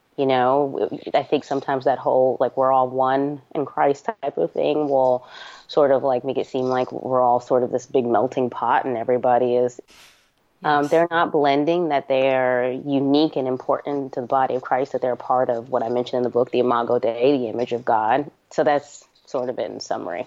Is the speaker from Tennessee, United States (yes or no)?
no; New Jersey, United States; born or raised there; also born or lived in New York